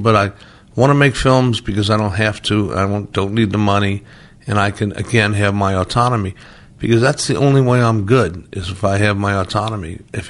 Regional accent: Midwest, United States; I grew up in the Midwest. I have Midwestern tastes.

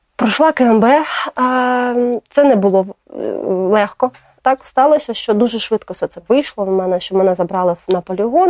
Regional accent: Kherson, Kherson Oblast, Ukraine; moved away as an adult; я з Херсону

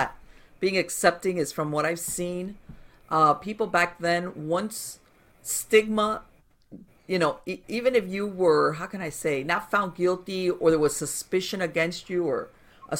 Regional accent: Miami, Florida, United States; I grew up in Miami

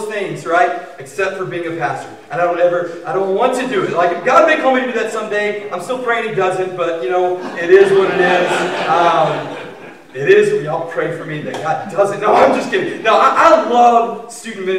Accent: Ennis, Texas, United States; now in Round Rock, United States; I was born and raised in Ennis, Texas.

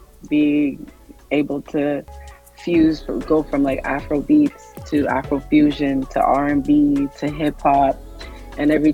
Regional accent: Canada; I was born and raised in Canada, but my dad is Nigerian

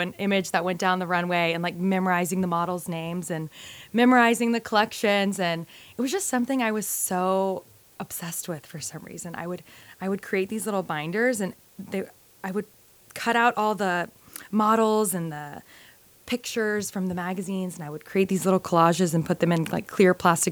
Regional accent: New Orleans, Louisiana, United States; moved away; also born or lived in Fort Worth, Texas; growing up in New Orleans, there was like not a huge sense of a fashion community

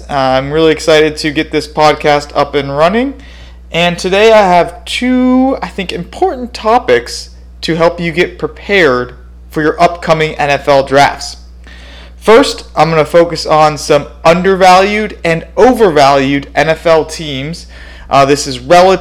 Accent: Phoenix, Arizona, United States; moved away as an adult; now in Madison, United States; I currently reside in Madison, Wisconsin. I'm originally from Phoenix, Arizona.

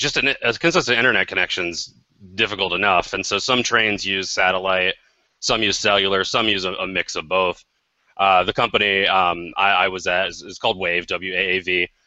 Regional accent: Iowa, United States; Grew up one state from you guys over in Iowa.

